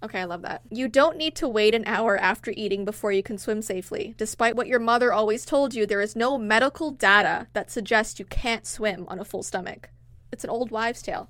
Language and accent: English; Toronto, Ontario, Canada; we're from Toronto